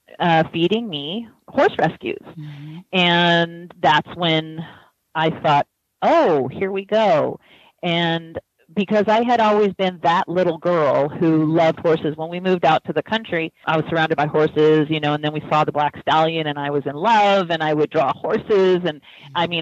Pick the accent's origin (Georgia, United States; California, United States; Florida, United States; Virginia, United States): California, United States; San Diego; I am actually a second-generation San Diegan, which is a rarity because we have so much so many people coming and moving to San Diego